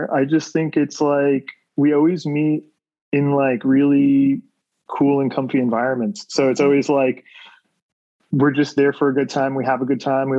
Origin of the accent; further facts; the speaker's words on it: Westchester, New York, United States; also born or lived in Bronx, New York; I was born in the Bronx a long time ago, but I've been growing up in Westchester.